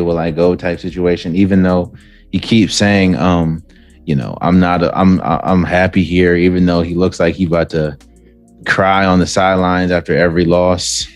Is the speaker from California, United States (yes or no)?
no; Washington, District of Columbia, United States; born or raised there